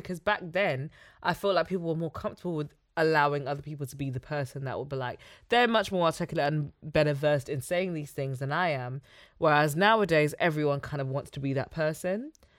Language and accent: English; Nigeria; I'm from Nigeria.